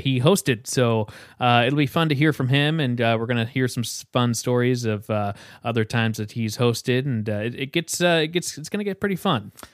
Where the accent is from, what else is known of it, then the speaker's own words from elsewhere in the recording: Ames, Iowa, United States; I come from Ames